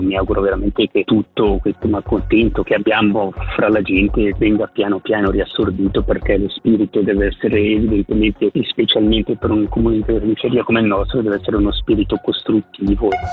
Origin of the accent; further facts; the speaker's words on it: Lavizzara, Ticino, Switzerland; sul territorio del mio paese dove sono nato e cresciuto